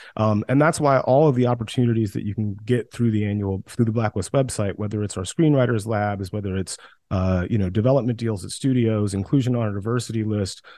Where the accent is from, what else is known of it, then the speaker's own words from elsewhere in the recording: West Central Georgia, United States; also born or lived in New York; now in Los Angeles, United States; I grew up in West Central Georgia